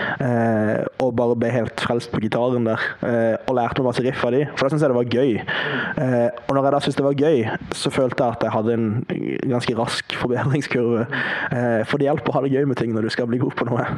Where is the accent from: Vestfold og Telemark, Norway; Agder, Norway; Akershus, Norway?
Agder, Norway; Farsund; also born or lived in Kristiansand; Jeg er fra Farsund.